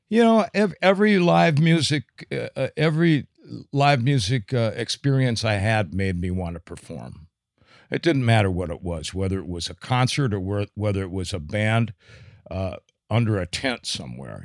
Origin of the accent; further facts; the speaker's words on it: St. Cloud, Minnesota, United States; I was born and raised in Saint Cloud